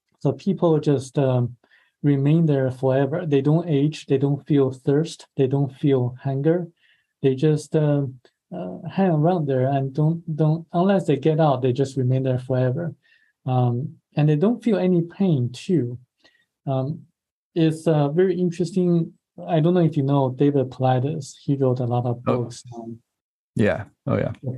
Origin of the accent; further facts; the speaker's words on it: China; moved away; my home country, China